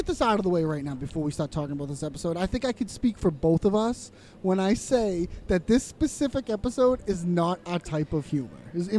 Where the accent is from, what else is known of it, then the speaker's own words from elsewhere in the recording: United States; I'm an American.